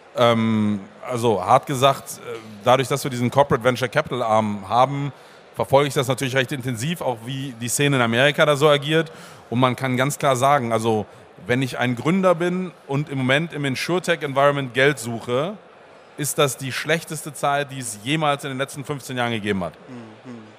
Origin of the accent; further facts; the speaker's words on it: Bremen, Germany; ich komme aus Bremen